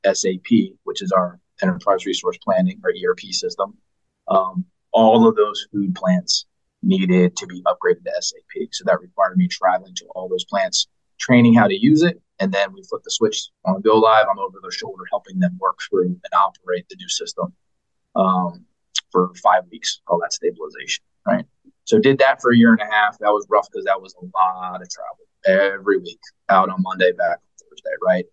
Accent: Wilmington, Delaware, United States; moved away; I'm originally from Wilmington, Delaware

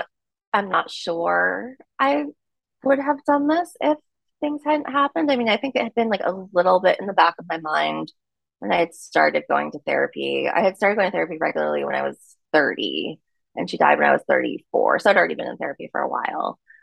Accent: New York, United States; Tried it for the fall, came back and was like, no, I'm a New Yorker.

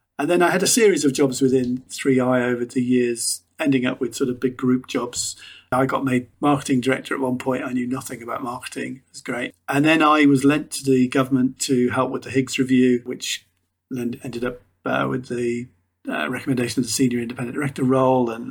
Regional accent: Liverpool, North West England, United Kingdom; moved away as an adult; also born or lived in Warwick; I was born in Toxteth in Liverpool, a fairly challenging place to be and not a natural place for directors to come from

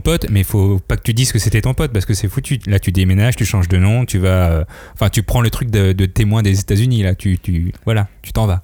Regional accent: France; je viens de la France, je viens de l'Occident

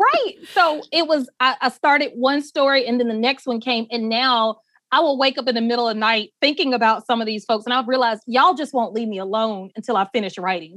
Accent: Atlanta, Georgia, United States; also born or lived in Barnesville, Georgia; I grew up in Atlanta

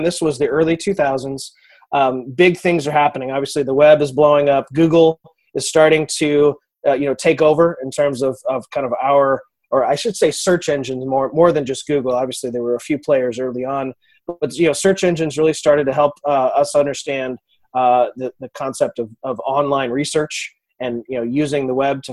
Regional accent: Kansas City, United States; I'm from Kansas City

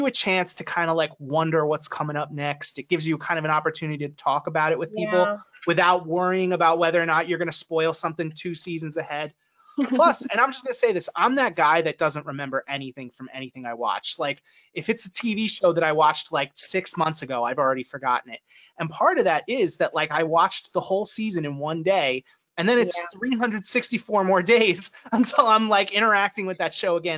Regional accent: Mercer County, New Jersey, United States; I grew up in Mercer County.

